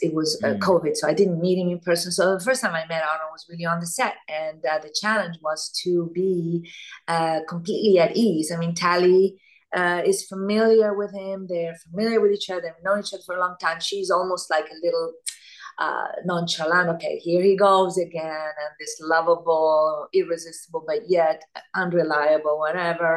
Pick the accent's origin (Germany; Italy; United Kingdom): Italy; moved away; also born or lived in Argentina; I was born in Argentina, grew up in Italy